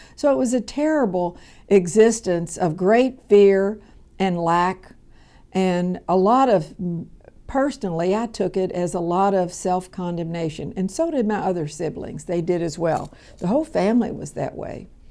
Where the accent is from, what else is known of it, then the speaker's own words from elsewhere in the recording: Louisville, Kentucky, United States; I was born here in Louisville, Kentucky, in the South End.